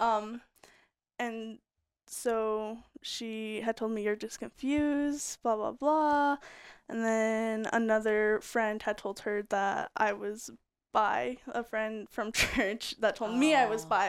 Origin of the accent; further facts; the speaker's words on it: Colorado, United States; also born or lived in Utah; we had moved to Colorado